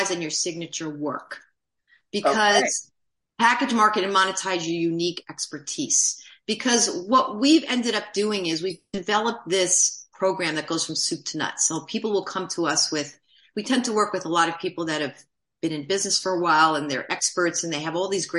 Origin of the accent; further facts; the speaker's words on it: New York City, New York, United States; moved away; also born or lived in New Jersey; I grew up in Manhattan